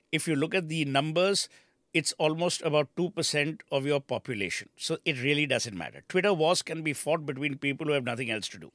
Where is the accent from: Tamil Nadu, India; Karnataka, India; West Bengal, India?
West Bengal, India; Kolkata; moved away; also born or lived in Nainital; when I came back to Calcutta from Nainital